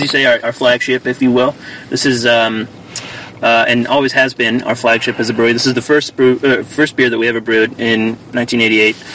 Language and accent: English; Kokomo, Indiana, United States; I started out uh, working in distribution in my hometown of Kokomo, Indiana